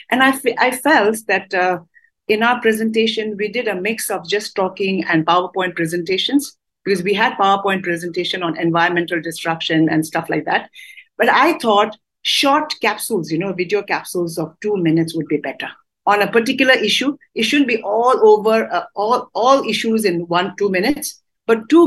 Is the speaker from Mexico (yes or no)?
no; Dharamsala, Himachal Pradesh, India; we are from Dharamsala